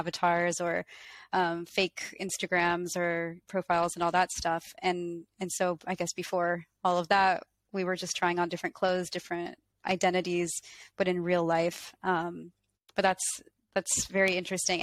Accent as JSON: {"language": "English", "region": "Colorado", "country": "United States", "said": "I'm not from France, I'm from Colorado"}